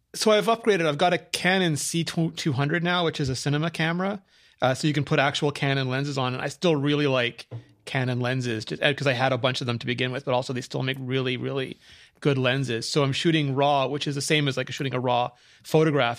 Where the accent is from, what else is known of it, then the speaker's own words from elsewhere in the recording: Canada; I was Canadian